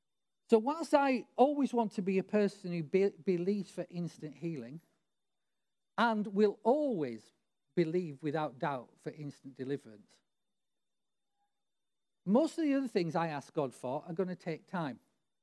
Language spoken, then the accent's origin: English; Barrow-in-Furness, North West England, United Kingdom; You know, I grew up near the Barrow shipyards where it took him like 10 years to build aircraft carriers.